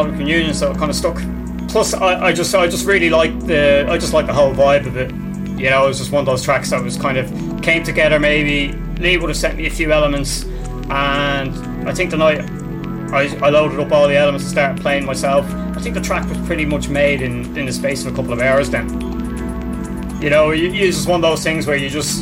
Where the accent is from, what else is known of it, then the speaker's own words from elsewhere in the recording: Ireland; also born or lived in England; when we came back over to Ireland